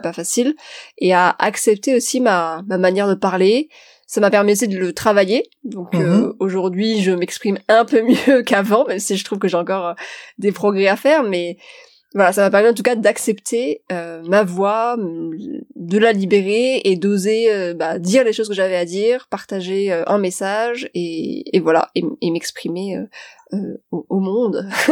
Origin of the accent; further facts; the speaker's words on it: Metz, Grand Est, France; moved away; also born or lived in Paris; je viens de Metz. Je viens d'une famille qui est pas forcément du tout aisée